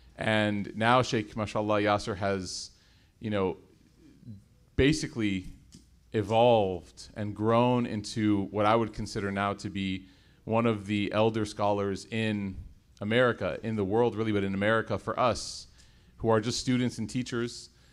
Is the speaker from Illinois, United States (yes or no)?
yes; Chicago, Illinois, United States; I was born and raised in Chicago